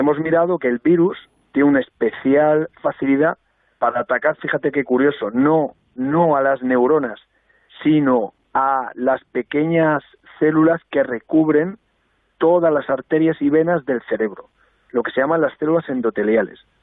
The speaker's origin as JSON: {"language": "Spanish", "town": "Albacete", "region": "Castilla-La Mancha", "country": "Spain", "said": "yo me alegraba mucho siendo albaceteño"}